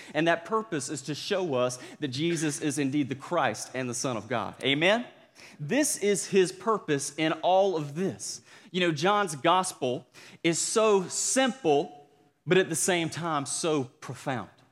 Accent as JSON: {"language": "English", "town": "Cordele", "region": "Georgia", "country": "United States", "tie": "born or raised there", "accent": "Southern", "moved": "yes", "said": "my hometown of Cordill, Georgia"}